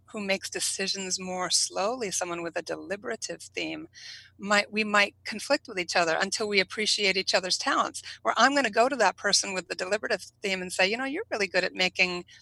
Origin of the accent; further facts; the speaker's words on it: New England, United States; I'm from New England.